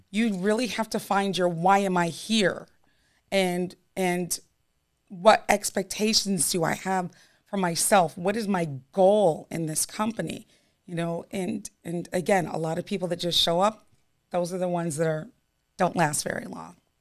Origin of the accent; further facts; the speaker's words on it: New York, United States; I'm, I'm a New Yorker